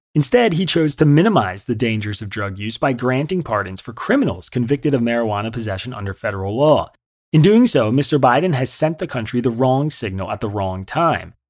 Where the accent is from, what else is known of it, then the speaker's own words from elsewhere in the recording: Yardley, Pennsylvania, United States; also born or lived in Trenton, New Jersey / Hamilton, New Jersey / Pittsburgh / New York; now in Philadelphia, United States; I was born in Trenton, New Jersey, and I lived in Hamilton until I was five. Then I lived right across the river in Yardley, Pennsylvania, from the age of five to eighteen